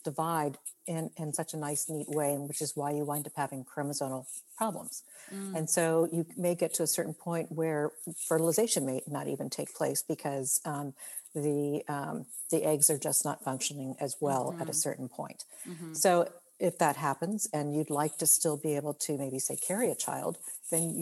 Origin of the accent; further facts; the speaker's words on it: Maryland, United States; moved away as an adult; now in California, United States; I'm originally from Maryland. I grew up back east